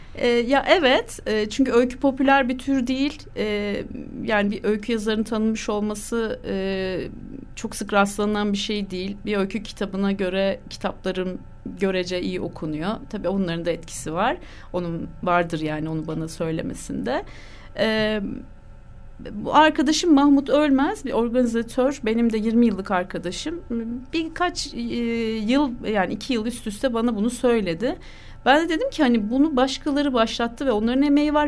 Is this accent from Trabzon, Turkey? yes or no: no; Ankara, Turkey; Ben doğma büyüme Ankaralıyım